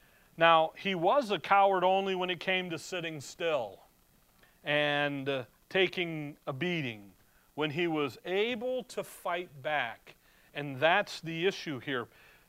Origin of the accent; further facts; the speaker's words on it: Chicago, Illinois, United States; Growing up in Chicago